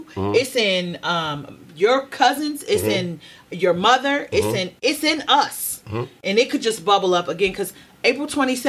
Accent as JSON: {"language": "English", "town": "Baltimore", "region": "Maryland", "country": "United States", "also_born_or_lived": "California", "accent": "Baltimore", "said": "so because I lived in California and I have developed non-regional diction, my Baltimore accent will come out when I'm angry."}